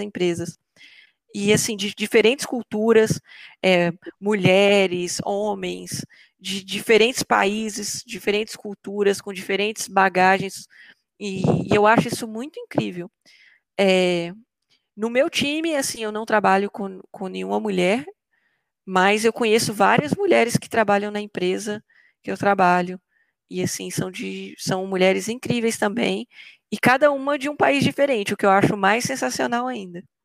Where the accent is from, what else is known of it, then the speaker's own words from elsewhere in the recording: Belo Horizonte, Minas Gerais, Brazil; moved away as an adult; now in Germany; Eu saí de Belo Horizonte e fui para a Alemanha